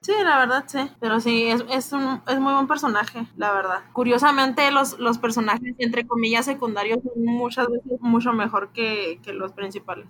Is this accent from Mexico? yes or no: yes; Mexico; Nosotros que somos orgullosamente mexicanos